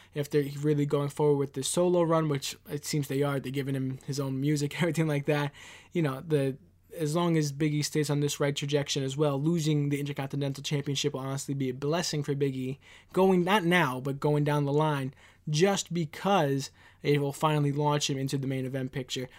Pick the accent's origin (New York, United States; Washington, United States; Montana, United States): New York, United States; New York City; I'm from Queens, New York